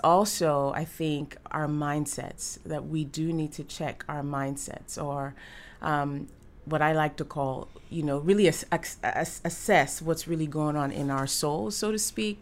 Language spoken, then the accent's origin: English; Nigeria; now in United States; I am Nigerian, and I identify a little bit more with my Nigerian culture